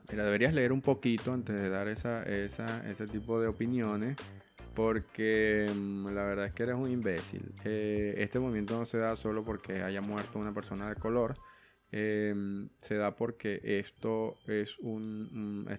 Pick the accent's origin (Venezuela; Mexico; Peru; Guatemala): Venezuela; yo soy de Venezuela, amo a la gente, amo a mi familia, pero mm, ese país está loco